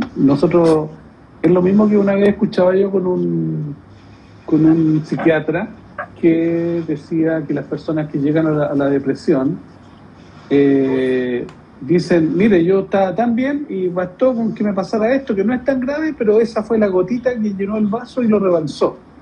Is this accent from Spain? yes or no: no; Santiago, Santiago Metropolitan Region, Chile; El barrio Estación Central, que fue donde yo paseaba cuando niño, yo vivía en la Villa Portales